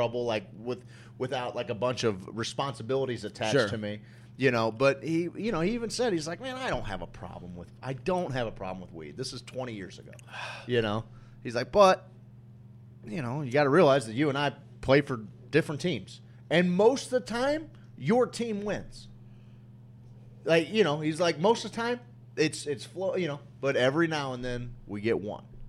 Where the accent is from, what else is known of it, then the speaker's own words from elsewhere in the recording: Springfield, United States; growing up in Springfield